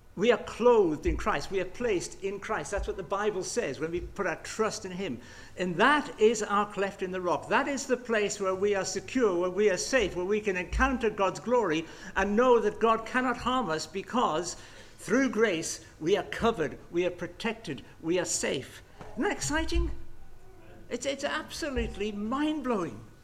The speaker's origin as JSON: {"language": "English", "region": "England", "country": "United Kingdom", "said": "I'm remarkably English"}